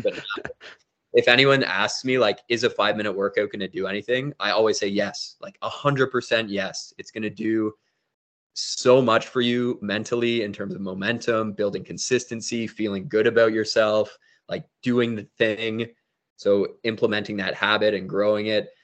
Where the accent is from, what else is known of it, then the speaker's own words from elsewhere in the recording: Toronto, Ontario, Canada; I was born in Toronto, Ontario, which is in Canada